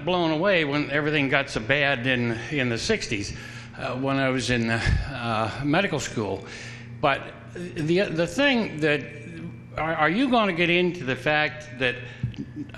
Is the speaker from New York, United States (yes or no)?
no; Apple Creek, Ohio, United States; as I was growing up in Apple Creek, just 30 miles over here